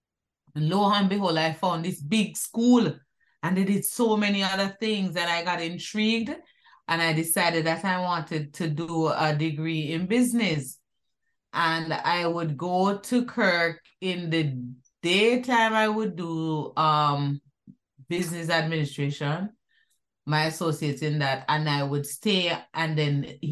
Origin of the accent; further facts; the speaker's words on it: Kingston, Jamaica; also born or lived in Whitfield Town, Kingston 13 / Waterloo / South Avenue, Kingston; growing up in Jamaica, it was fun. Growing up in Duhane Park, that was so much fun.